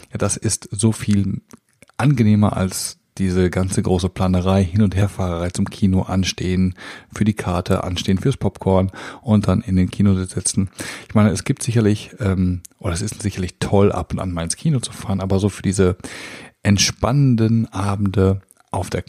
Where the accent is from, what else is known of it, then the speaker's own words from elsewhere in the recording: North Rhine-Westphalia, Germany; Wir sind als Münsterländer natürlich auf dem Fahrrad quasi geboren und wir fahren sehr viel Fahrrad.